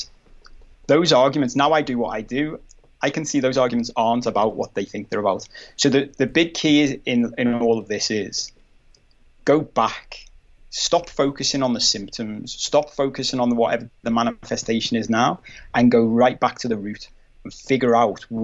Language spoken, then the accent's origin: English; Liverpool, North West England, United Kingdom; I'm from Liverpool, but it's a very manly city.